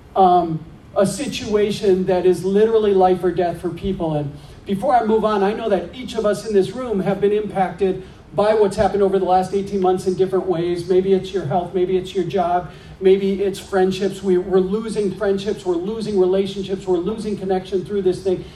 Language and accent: English; Green Bay, Wisconsin, United States; now in Minneapolis, United States; I grew up in Green Bay